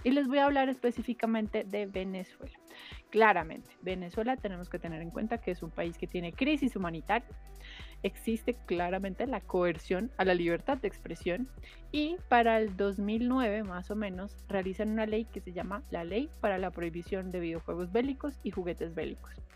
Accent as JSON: {"language": "Spanish", "country": "Colombia"}